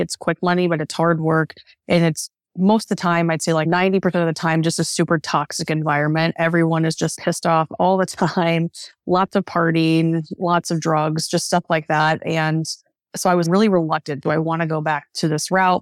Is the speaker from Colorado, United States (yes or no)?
no; Northeast Ohio, United States; also born or lived in Philadelphia; I grew up in Northeast Ohio